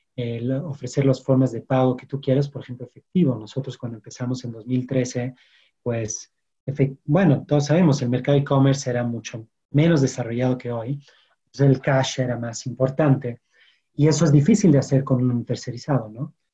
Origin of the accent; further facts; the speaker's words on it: France; Spanish is a second language; moved away as an adult; also born or lived in London; now in Mexico; yo soy francés y llegué a México hace ocho, años